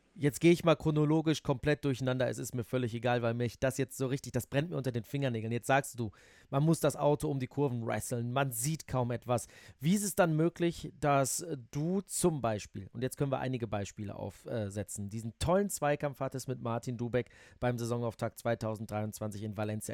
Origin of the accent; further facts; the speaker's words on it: Netherlands; now in Germany; Weil ich bin in den Niederlanden auf Ovalen aufgewachsen